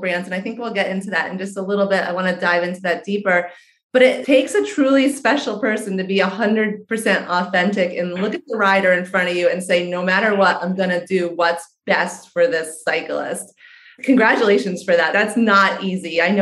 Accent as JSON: {"language": "English", "region": "New York", "country": "United States", "said": "I'm a New Yorker too"}